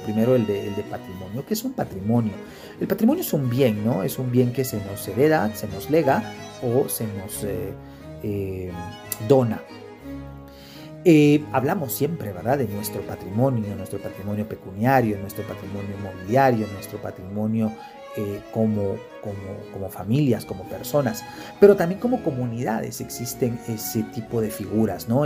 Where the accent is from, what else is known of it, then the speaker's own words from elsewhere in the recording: Guatemala; como guatemaltecos